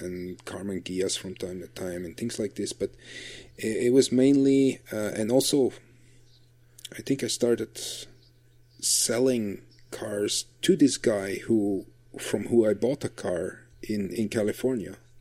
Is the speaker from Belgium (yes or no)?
yes; Flanders, Belgium; English is a second language; in Belgium, we're lucky because we're we're such a small country